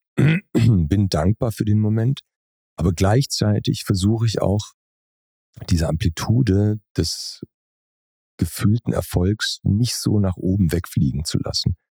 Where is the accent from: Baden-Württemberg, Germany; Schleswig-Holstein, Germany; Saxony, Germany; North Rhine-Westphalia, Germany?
Baden-Württemberg, Germany; Pforzheim; in dem Ort, wo ich groß geworden bin. Also ich komme aus Pforzheim, das ist ein Ort zwischen Stuttgart und Karlsruhe.